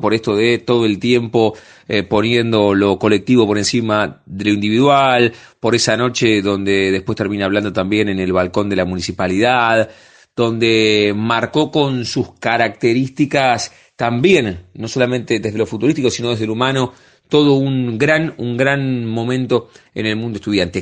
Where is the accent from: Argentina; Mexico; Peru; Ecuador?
Argentina; La Plata, Buenos Aires Province; Me siento muy platense